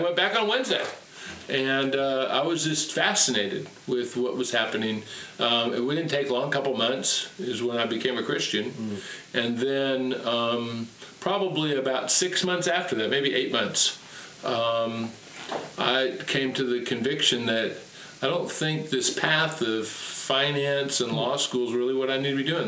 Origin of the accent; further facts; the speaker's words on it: Tacoma, Washington, United States; I was raised and born and raised in Tacoma, Washington